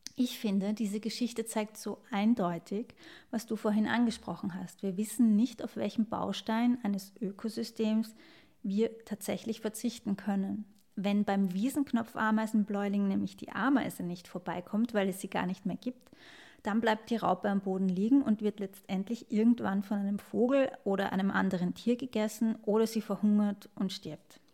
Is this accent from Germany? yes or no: no; Vienna, Austria; Ich als Wienerin in einer Großstadt